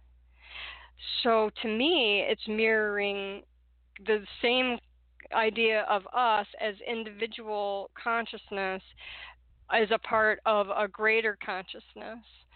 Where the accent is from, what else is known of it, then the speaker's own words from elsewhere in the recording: Detroit, Michigan, United States; growing up in Detroit in the 60s